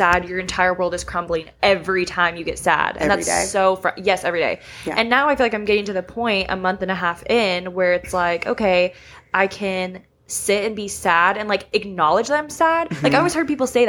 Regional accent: Tulsa, Oklahoma, United States; Born and raised in Tulsa, came to Oklahoma City for college.

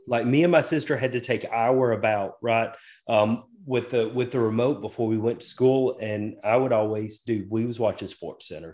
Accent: the South, United States; I was raised, I was raised in the South

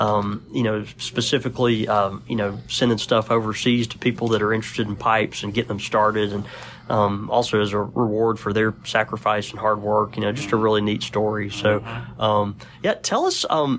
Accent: Mississippi, United States; from Mississippi, so my verbiage is not great anyway, but go ahead.

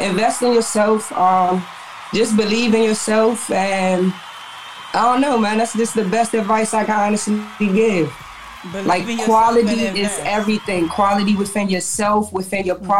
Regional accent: Washington, District of Columbia, United States; I'm originally from Washington, D.C., uptown. I graduated from Coolidge.

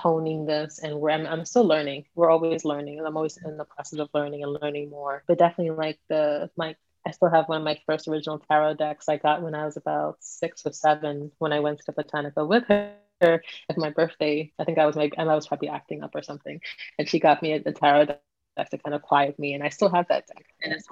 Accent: New York, United States; growing up in New York in the Caribbean community

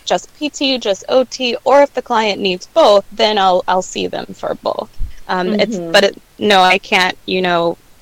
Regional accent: Meridian, Mississippi, United States; I was working as a tech at my hometown, Meridian, Mississippi

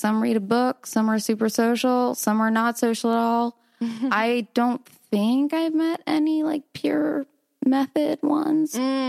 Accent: Sarasota, Florida, United States; Sarasota, Florida.

